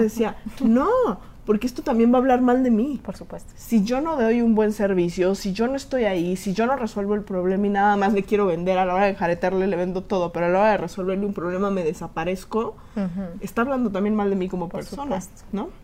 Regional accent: Mexico; como mexicanos

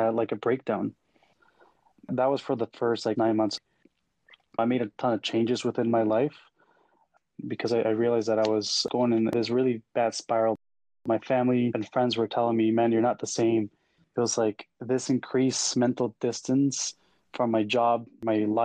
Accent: El Salvador; moved away as an adult; now in Canada; I was born and raised in El Salvador, a very small country in Central America. Moved over to Canada in 2009 to pursue a career in industrial engineering

